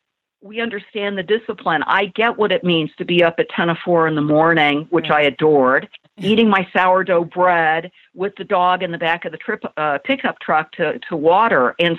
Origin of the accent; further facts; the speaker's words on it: California, United States; I grew up in Southern California. My dad died of cancer when I was 5 years old.